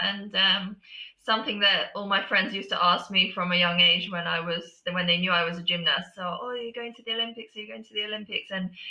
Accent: Tokyo, Japan; born there; Yeah, so I was born in Tokyo, and half of my family live there.

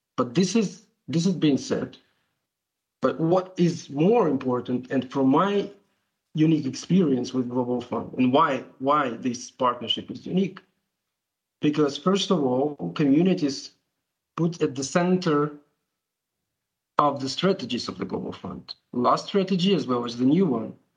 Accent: Ukraine; I'm from Ukraine

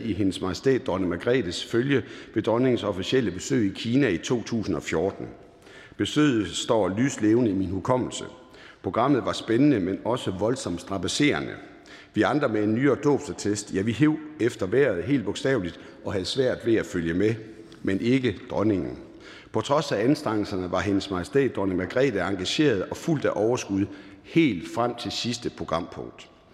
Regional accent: Jutland, Denmark; accent: Jutlandic; Der, hvor jeg kommer fra, er man forsigtig med at bruge store ord. Derfor vil jeg sige på jysk

